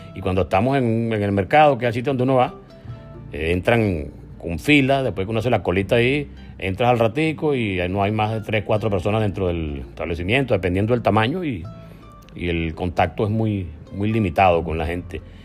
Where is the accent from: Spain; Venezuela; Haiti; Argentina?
Venezuela; moved away as an adult; País al cual tenemos derecho a regresar, por cierto, porque somos venezolanos